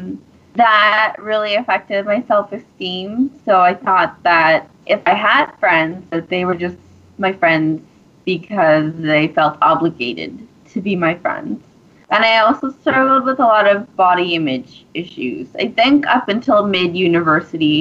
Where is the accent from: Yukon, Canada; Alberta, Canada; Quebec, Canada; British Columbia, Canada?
British Columbia, Canada; Bowen Island; also born or lived in Ottawa, Ontario; I grew up on Bowen Island